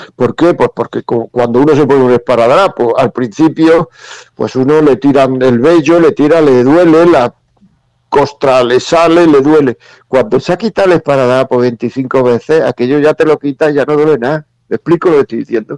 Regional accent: Granada, Andalusia, Spain; yo soy de Granada

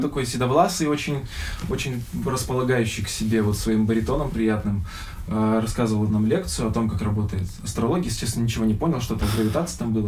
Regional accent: Birobidzhan, Jewish Autonomous Oblast, Russia; мы приехали из Сочи, вернулись к нам в Бербиджан

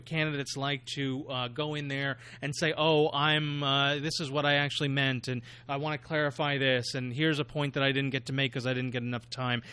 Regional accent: New York, United States; as a New Yorker myself

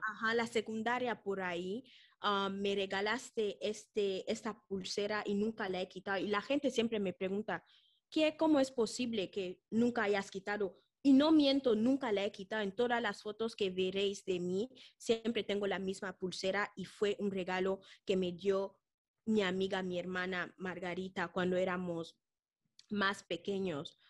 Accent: Malabo, Equatorial Guinea; moved away; venimos de Guinea Ecuatorial, hemos ido al liceo, al Colegio Francés de Malabo

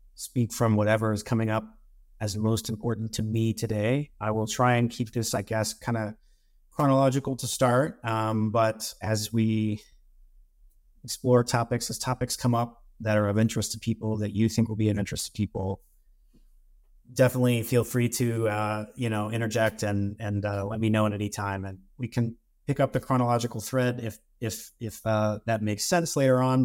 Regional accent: Missouri, United States; moved away as an adult; also born or lived in California; I'm from Missouri, and I live back in Missouri now

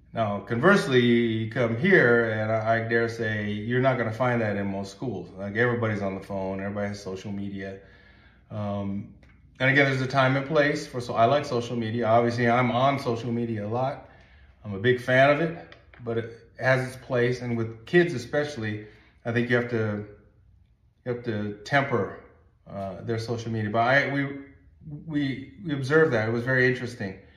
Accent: United States; I'm an American and living in the United States

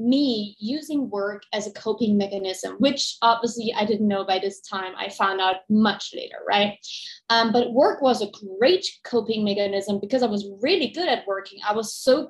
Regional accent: Dresden, Saxony, Germany; moved away; I'm originally from East Germany, from Dresden. And I grew up like maybe a lot of people without a lot of money.

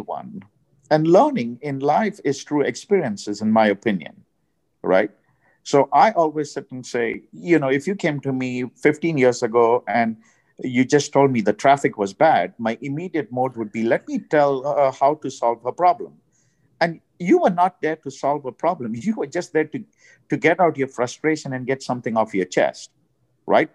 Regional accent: India; now in United States; I'm from India.

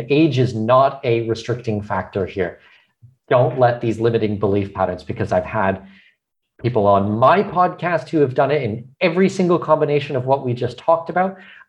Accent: Canada; now in Panama; I mean, I'm Canadian with Danish heritage.

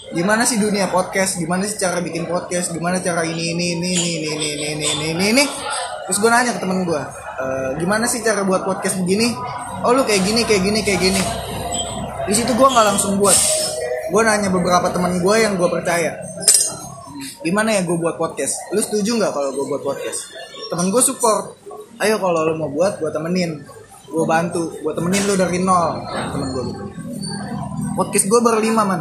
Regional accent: Kalimantan, Indonesia; Gua aja nggak tahu yang orang Kalimantan.

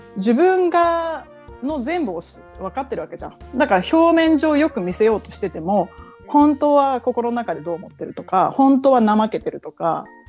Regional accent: Japan; moved away as an adult; now in United States; 日本ので生まれ育った

